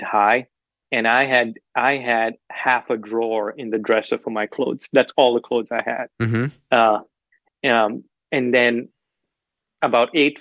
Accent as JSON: {"language": "English", "town": "Kolkata", "region": "West Bengal", "country": "India", "tie": "born or raised there", "moved": "yes", "lives_now": "Nashville, United States", "said": "I grew up in the heart of Calcutta."}